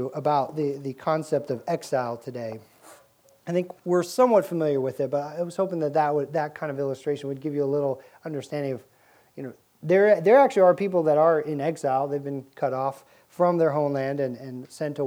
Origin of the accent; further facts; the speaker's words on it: Boulder, Colorado, United States; now in Virginia Beach, United States; I grew up in Boulder, Colorado